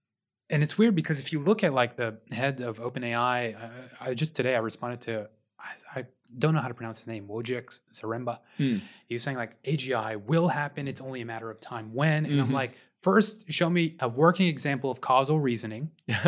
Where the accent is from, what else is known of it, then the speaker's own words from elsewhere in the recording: Houston, Texas, United States; I'm from Houston.